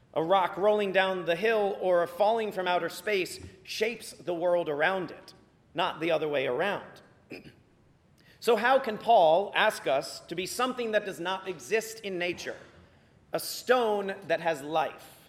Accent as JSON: {"language": "English", "town": "Virginia Beach", "region": "Virginia", "country": "United States", "tie": "born or raised there", "said": "growing up in Virginia Beach, we deal with hurricanes every fall"}